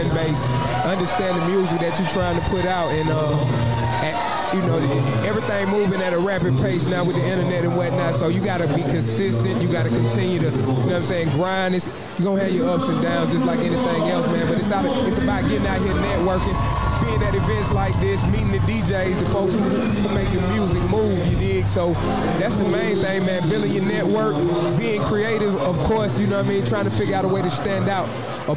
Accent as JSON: {"language": "English", "town": "College Park", "region": "Georgia", "country": "United States", "said": "I am from College Park, right here on this block where we"}